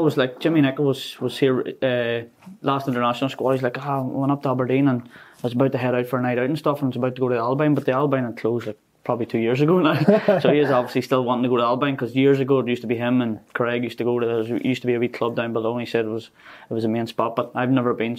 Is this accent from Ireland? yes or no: yes; Ireland; When I sort of came here, I was obviously looking for an apartment, and me sort of being Irish, not knowing obviously a lot of people